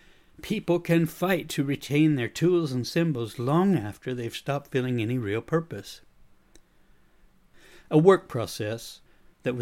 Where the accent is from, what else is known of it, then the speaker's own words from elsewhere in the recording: United States; now in Sweden; despite the fact that I am American, I've developed a bit of a Swedish accent when I speak English after having lived in Sweden for more than 30 years.